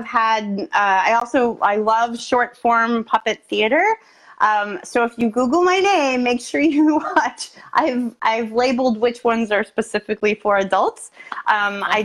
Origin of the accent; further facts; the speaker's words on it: Austin, Texas, United States; now in Boston, United States; Austin, Texas, my hometown